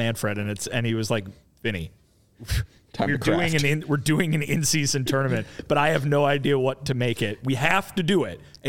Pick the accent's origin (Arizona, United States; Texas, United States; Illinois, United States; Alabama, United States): Illinois, United States; Kane County; my hometown Kane County Cougars